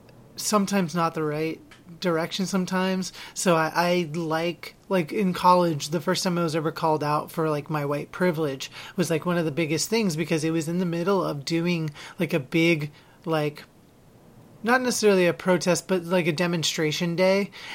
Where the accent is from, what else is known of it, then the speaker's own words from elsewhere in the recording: Philippines; Like I, being Filipino, you're probably aware of what Duterte does